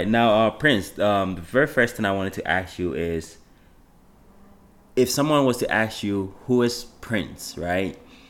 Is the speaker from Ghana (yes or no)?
yes; Ghana; I'm from Ghana.